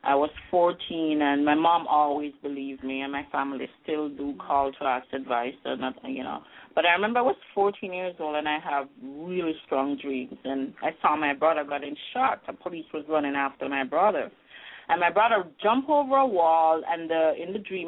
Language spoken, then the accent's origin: English; Jamaica; now in Halifax, Canada; I grew up in Jamaica